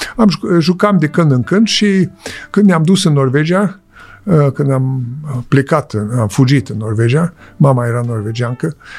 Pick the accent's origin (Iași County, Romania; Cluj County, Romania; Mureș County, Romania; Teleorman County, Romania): Iași County, Romania; Popești; moved away; also born or lived in Switzerland; unde m-am născut, uh, la Popești